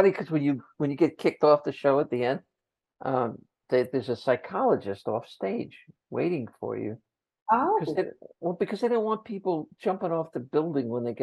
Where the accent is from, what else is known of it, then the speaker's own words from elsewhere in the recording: New Jersey, United States; And I said, I'm from Jersey.